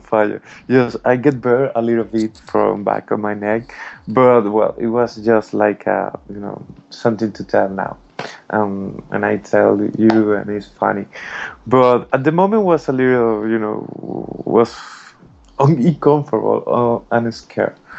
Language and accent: English; Margarita Island, Nueva Esparta, Venezuela; English is a second language; moved away as an adult; also born or lived in Caracas, Venezuela; now in Madrid, Spain; I was born in Caracas in Venezuela, but all my family is around the country. You know, I grew up in a little island in Margarita